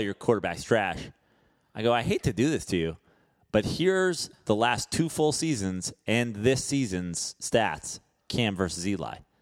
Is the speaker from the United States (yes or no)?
yes; Katonah, New York, United States; I'm born in New York, and I lived in York. Yeah, I'm from Katona